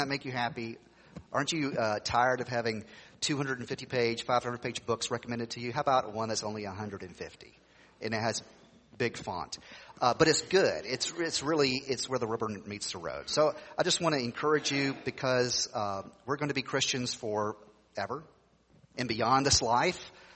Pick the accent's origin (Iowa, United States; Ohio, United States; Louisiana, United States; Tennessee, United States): Tennessee, United States; when I grew up in Tennessee, people would ask you the question, are you saved, brother?